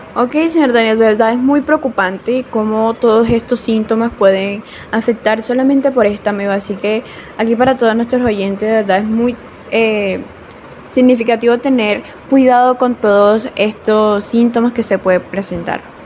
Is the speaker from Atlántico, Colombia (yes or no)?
no; Córdoba, Colombia; soy de Córdoba, Colombia